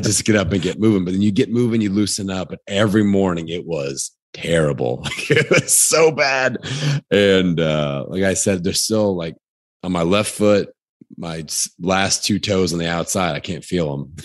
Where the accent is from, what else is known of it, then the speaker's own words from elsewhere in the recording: Indiana, United States; I'm from Indiana